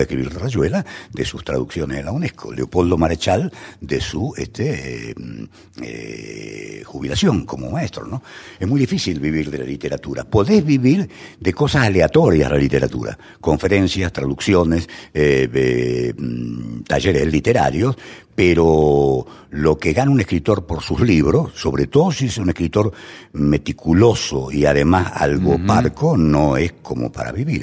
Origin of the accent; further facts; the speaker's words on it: Buenos Aires, Argentina; also born or lived in San Pedro, Buenos Aires Province; nací en Buenos Aires y buena parte de mi infancia ocurrió en Caballito, a unas cuadras de la Plaza Irlanda